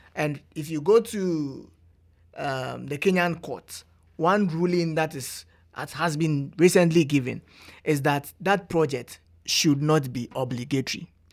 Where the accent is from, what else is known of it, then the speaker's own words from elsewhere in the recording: Ghana; moved away as an adult; now in Canada; as a Ghanaian